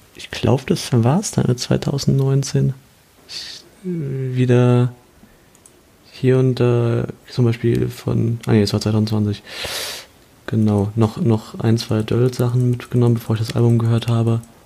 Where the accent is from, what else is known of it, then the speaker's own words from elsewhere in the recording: Kaiserslautern, Rhineland-Palatinate, Germany; meine Heimatstadt Kaiserslautern